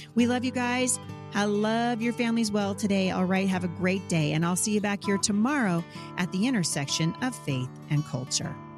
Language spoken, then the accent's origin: English; Vancouver, Washington, United States; here in, uh, my hometown. of Vancouver, Washington